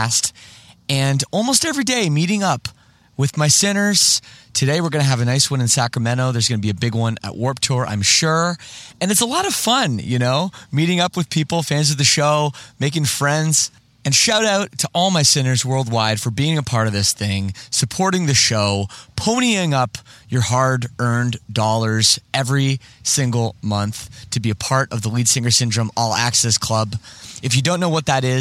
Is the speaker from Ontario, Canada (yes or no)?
yes; Toronto, Ontario, Canada; moved away as an adult; now in Windsor, Canada; I'm from Toronto too